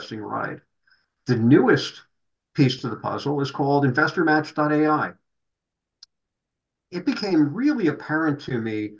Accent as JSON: {"language": "English", "region": "New Jersey", "country": "United States", "tie": "born or raised there", "moved": "yes", "lives_now": "Corvallis, United States", "said": "being a New Jersey boy"}